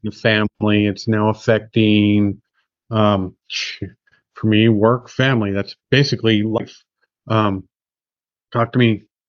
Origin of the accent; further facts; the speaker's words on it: United States; I'm an American I've lived in America my whole life